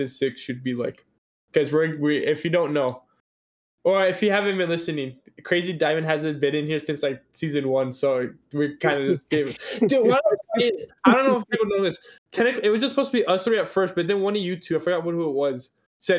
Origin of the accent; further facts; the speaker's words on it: Tucson, Arizona, United States; We're from Tucson.